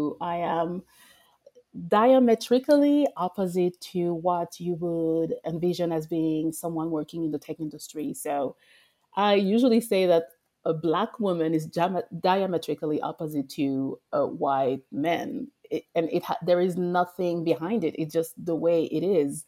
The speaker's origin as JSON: {"language": "English", "country": "France", "tie": "born or raised there", "also_born_or_lived": "Paris / Congo DRC (ancestry)", "accent": "French", "second_language": "English", "moved": "as an adult", "lives_now": "United States", "said": "I was actually born and raised in France and I used to live in Paris"}